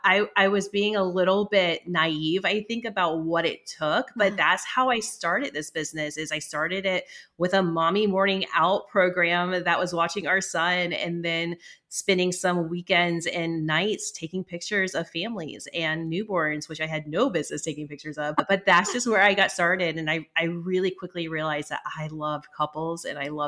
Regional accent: Charleston, United States; moved away; also born or lived in Massachusetts; I'm from Charleston.

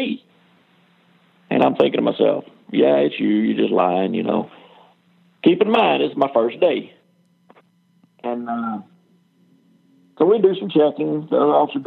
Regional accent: Dallas, Texas, United States; I was born in Dallas, Texas, raised up all around this area

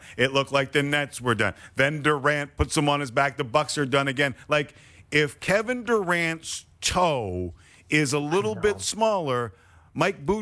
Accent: Canada; as a Canadian

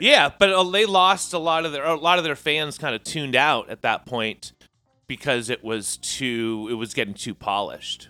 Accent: San Jose and Sunnyvale, South Bay, California, United States; moved away as an adult; now in Portland, United States; we're both from San Jose and Sunnyvale, uh, South Bay, California

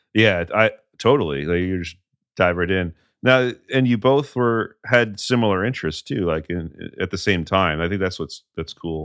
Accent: New England, United States; growing up in New England

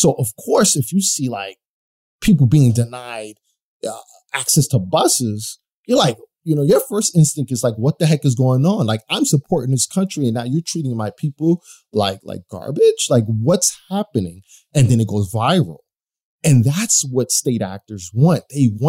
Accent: United States; I mean, I'm from the United States. There are a bunch of racists here

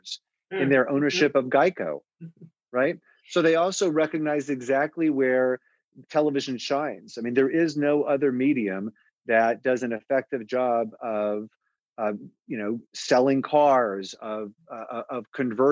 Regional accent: Los Angeles, California, United States; moved away; also born or lived in Chicago / Phoenix; I was born and raised in Los Angeles.

